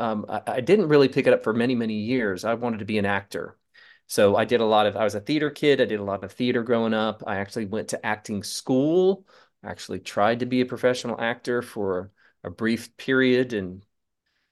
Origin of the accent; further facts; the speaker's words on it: Charleston, South Carolina, United States; I grew up in Charleston, South Carolina